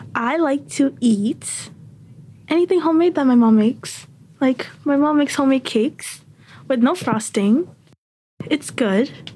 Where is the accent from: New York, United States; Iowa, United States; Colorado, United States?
New York, United States; New York City; I was born in Queens